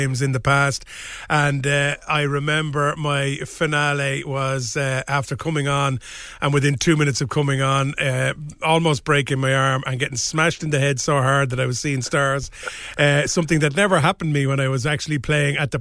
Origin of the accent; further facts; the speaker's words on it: Ireland; It's a funny thing being Irish